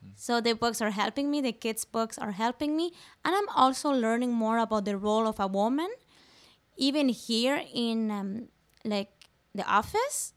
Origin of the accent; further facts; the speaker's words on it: Venezuela; first language Spanish; English is a second language; now in Newfoundland, Canada; I'm from Venezuela, South America, just next to Colombia and on top of Brazil. So that's why I have an accent. My uh, my first language is Spanish, and my second one is French